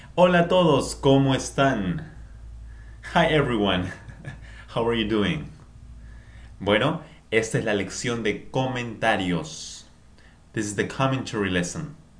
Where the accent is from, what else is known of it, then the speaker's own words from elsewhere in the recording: Peru; yo soy de Perú